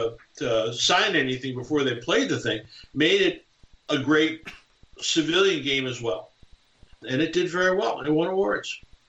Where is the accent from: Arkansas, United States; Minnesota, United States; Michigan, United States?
Minnesota, United States; St. Paul; I grew up in St. Paul, Minnesota